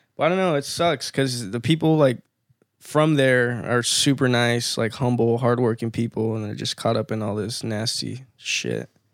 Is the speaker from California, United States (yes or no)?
yes; Victorville, California, United States; first language Spanish; English is a second language; also born or lived in Apple Valley; growing up in Victorville too, I was surrounded by a lot of Chicano kids too